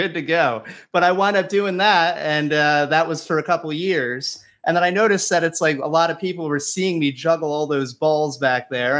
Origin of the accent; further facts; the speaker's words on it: New Jersey, United States; also born or lived in West Village, New York City; now in New York City, United States; I'm from Jersey originally, but I live in West Village